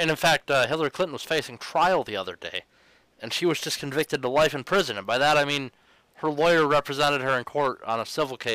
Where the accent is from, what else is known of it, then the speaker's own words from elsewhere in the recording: New South Wales, Australia; I may have been born and raised in uh, uh, New South Wales